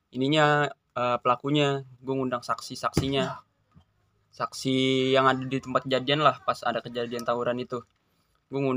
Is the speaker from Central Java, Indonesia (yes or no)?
yes; Wonogiri, Central Java, Indonesia; Asalnya dari Wonogiri Ngalor.